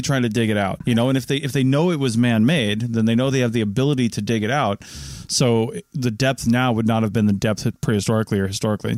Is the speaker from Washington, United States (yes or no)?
yes; Monroe, Washington, United States; My hometown, Monroe, Washington